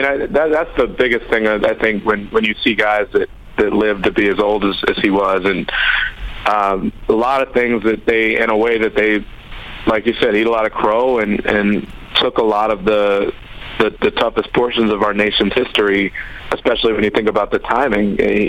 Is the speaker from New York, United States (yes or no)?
no; Flossmoor, Illinois, United States; also born or lived in Texas; I grew up in Chicago. I was born in Texas. Grew up in Chicago during essentially the Jordan era.